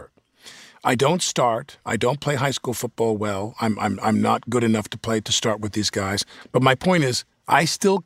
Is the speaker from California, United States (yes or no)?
no; Massapequa, New York, United States; I'm from Massapequa, Long Island